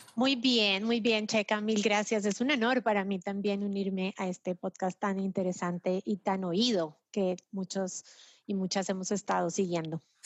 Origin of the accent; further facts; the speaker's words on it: Colombia; yo como colombiana y compatriota también